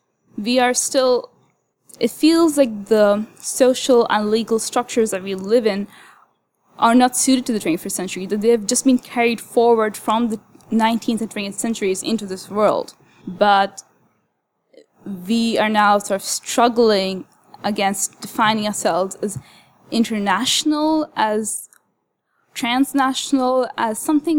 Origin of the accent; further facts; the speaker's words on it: Kuwait; not only my national identity, as in being an expat who was born and raised in Kuwait, but also my identity as someone with a Muslim background, as a woman, as a student, you know.